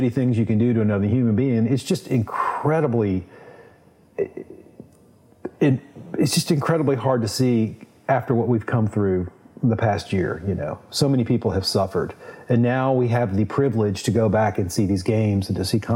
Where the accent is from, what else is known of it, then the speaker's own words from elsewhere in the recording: Baton Rouge, Louisiana, United States; growing up in Baton Rouge, going to the LSU football games with my grandfather